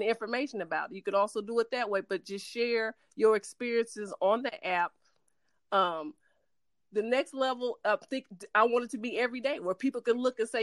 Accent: San Francisco, California, United States; now in Dallas, United States; I was born in San Francisco

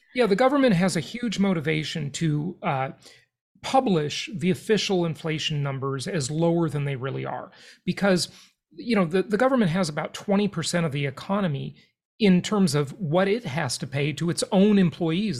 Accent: Los Angeles, California, United States; where I grew up in Los Angeles, California

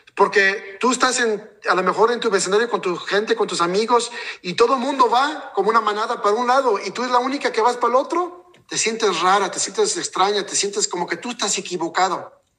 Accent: Mexico; yo soy de México y, realmente nuestra gente mexicana

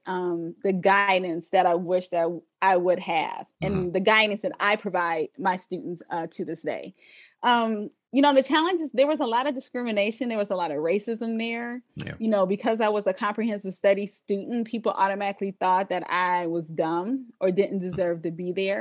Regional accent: Westland, Michigan, United States; I came again from Wayne Westland Schools

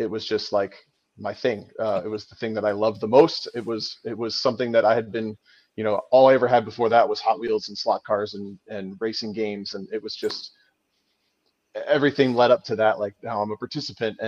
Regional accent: Ohio, United States; I grew up in Ohio

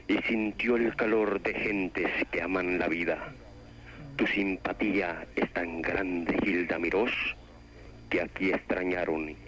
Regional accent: A Coruña, Galicia, Spain; Yo muy bien, muy contento de hablar contigo, yo soy de La Coruña.

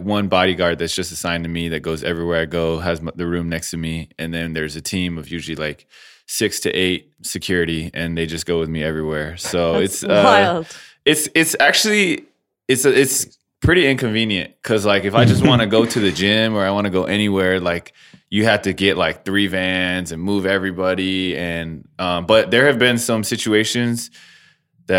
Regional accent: California, United States; born or raised there

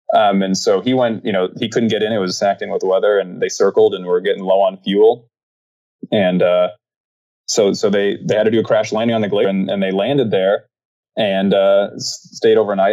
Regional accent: Wichita, Kansas, United States; moved away as an adult; now in Phoenix, United States; I grew up in Wichita, Kansas

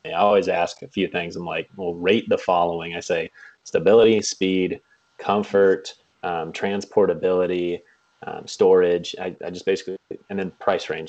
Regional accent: Kansas, United States; moved away as an adult; now in Michigan, United States; I am uh, currently living in Michigan, but I grew up in Kansas.

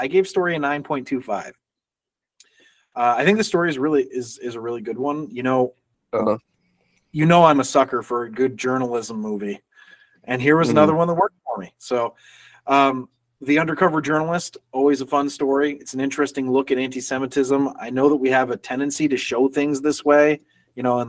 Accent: New York, United States; I'm from New York

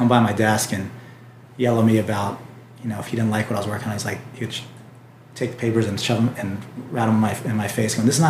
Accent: Key West, Florida, United States; moved away as an adult; now in California, United States; I'm from a small island. I'm from Key West, Florida.

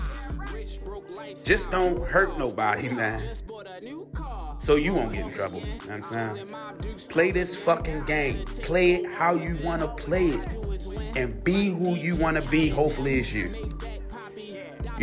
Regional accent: Baltimore, Maryland, United States; I'm from Baltimore City

